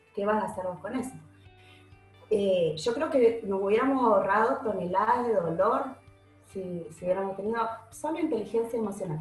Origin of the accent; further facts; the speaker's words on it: Uruguay; moved away as an adult; also born or lived in Argentina; now in Buenos Aires, Argentina; mucha gente cree que soy uruguaya, en realidad soy mixta, mi familia entera es uruguaya, viví en, nací en Argentina, nos volvimos a Uruguay y desde Uruguay me volví a mudar acá hace 20 años